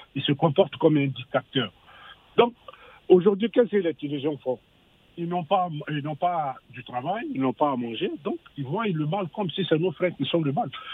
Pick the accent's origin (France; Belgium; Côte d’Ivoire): Côte d’Ivoire; moved away; je suis né, je suis né en Côte d'Ivoire